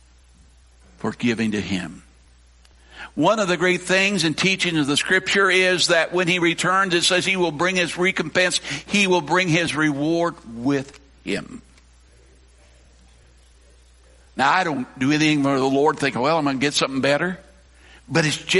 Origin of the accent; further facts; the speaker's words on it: Colorado, United States; now in Newton County, Missouri, United States; I grew up, I say out west, I grew up in Colorado, I grew up in cowboy country